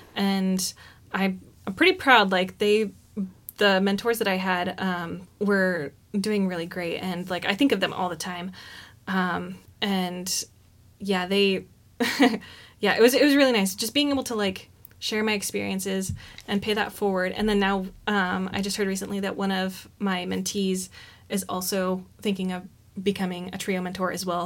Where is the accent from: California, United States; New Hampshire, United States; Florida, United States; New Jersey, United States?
California, United States; Oroville; moved away as an adult; now in Eugene, United States; I grew up in Orville, California